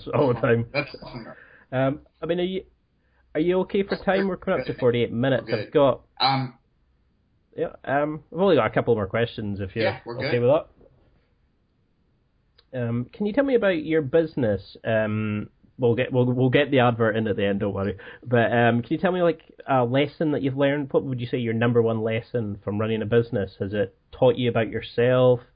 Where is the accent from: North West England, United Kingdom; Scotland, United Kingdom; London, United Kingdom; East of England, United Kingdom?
Scotland, United Kingdom; the Highlands; I grew up in the Highlands, middle of nowhere.